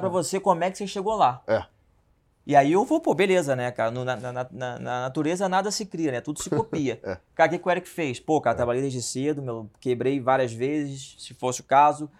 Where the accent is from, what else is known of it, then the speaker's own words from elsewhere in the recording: Rio de Janeiro, Brazil; eu vim do Meier, né? Do subúrbio do Rio de Janeiro, sou carioca